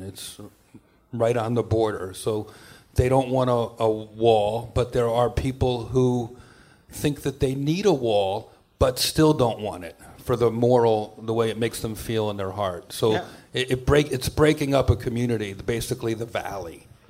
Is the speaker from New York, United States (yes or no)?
yes; New York, United States; I grew up in New York